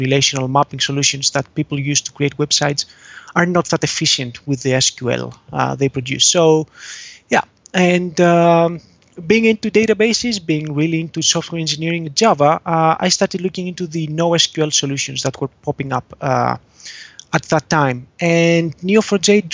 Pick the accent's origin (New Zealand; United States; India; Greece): Greece; Athens, Attica; I come from Athens, Greece